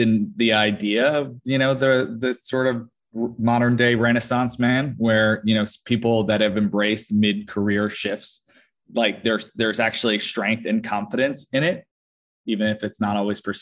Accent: Tenafly, New Jersey, United States; now in Los Angeles, United States; I grew up in Tenafly, New Jersey, which is about 10 miles from the city

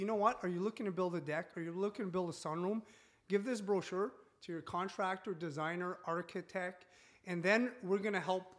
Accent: Timmins, Ontario, Canada; I'm French from Timmins, Ontario, I can't speak French, can't speak English.

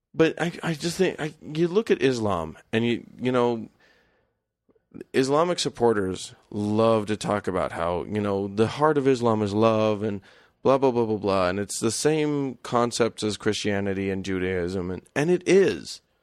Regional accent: United States; we as Americans

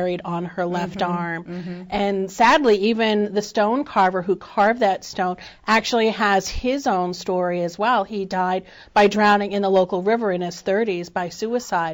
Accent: Northampton Amherst area, Western Massachusetts, United States; I grew up in the Northampton Amherst area

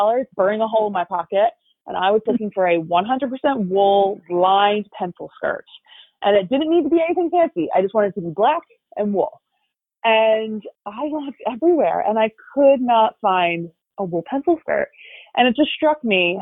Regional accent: Havertown, Pennsylvania, United States; I'm from Havertown. I grew up right outside Philly

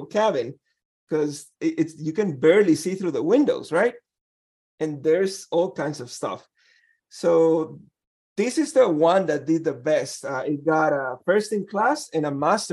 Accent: Guatemala; moved away; I'm from Guatemala.

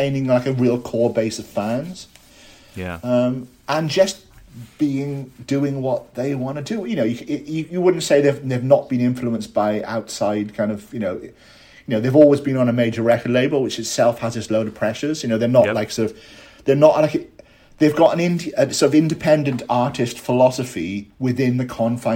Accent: Hay-on-Wye, Wales, United Kingdom; also born or lived in Cardiff; my hometown of Hay-on-Wye

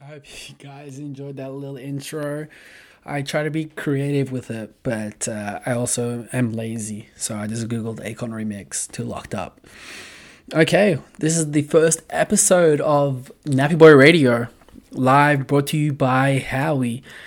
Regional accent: Australia; moved away as an adult; now in Los Angeles, United States; I'm an Australian, but I live in L A, been living there for a while

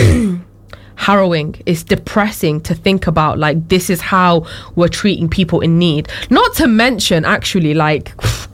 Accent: United Kingdom; I am also British

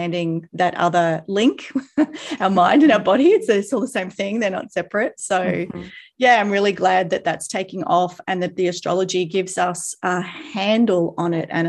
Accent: Queensland, Australia; accent: Australian; now in Gold Coast, Australia; I grew up in this state. So I've come back to this state, but I had never lived in this area before. So I'm about 2 hours from where I grew up, an hour and a half.

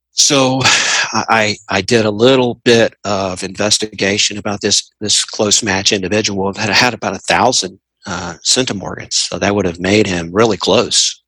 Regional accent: Tennessee, United States; I am 59 years old and I am from Tennessee

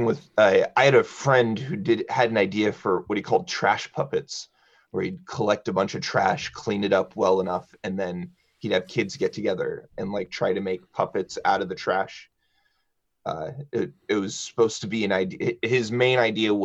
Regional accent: Champaign, Illinois, United States; I was born in Champaign-Urbana, and my mother is the drama director at Champaign Central High School. And I went to Champaign Central High School.

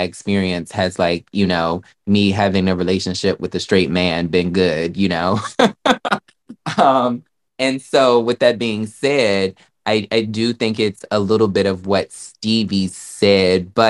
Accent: the South, United States; now in New York, United States; I'm from the South

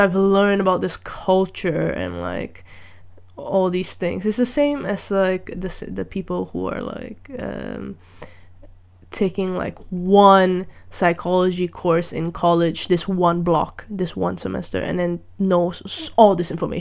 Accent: Malaysia; moved away as an adult; now in Netherlands; I grew up in Malaysia with a very interesting education system as well

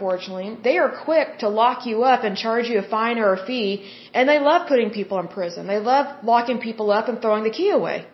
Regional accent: Oklahoma, United States; I'm from Oklahoma

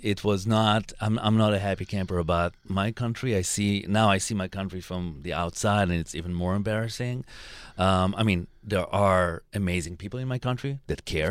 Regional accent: Israel; I'm coming from Israel

